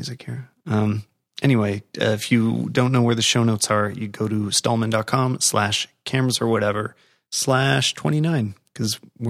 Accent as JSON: {"language": "English", "country": "Canada", "said": "And that's cool. And that's good to hear as a Canadian."}